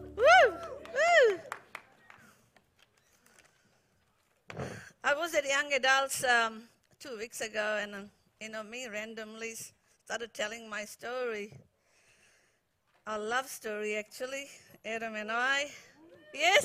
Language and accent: English; India; moved away as an adult; now in New Zealand; I got water baptized in the beautiful Arabian Sea in my hometown